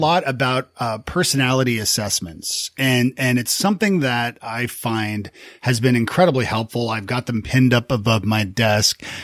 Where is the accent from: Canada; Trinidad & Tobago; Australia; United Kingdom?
Canada; moved away as an adult; also born or lived in Toronto; now in Nashville, United States; being Canadian